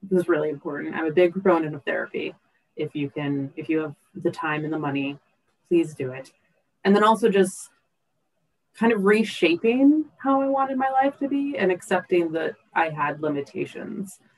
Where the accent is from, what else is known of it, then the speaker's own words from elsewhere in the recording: Seattle, Washington, United States; I grew up in the Pacific Northwest, so I was a huge nature person. I grew up in the Seattle area of Washington State.